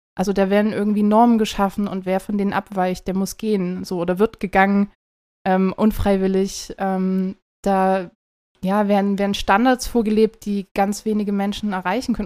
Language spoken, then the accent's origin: German; near Zwickau, Saxony, Germany; ich komme aus der Nähe von Zwickau, also Ostdeutschland